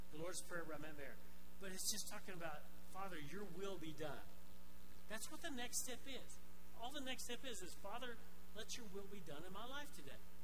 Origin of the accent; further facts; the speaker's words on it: Arkansas, United States; now in Pueblo West, United States; I grew up in Arkansas.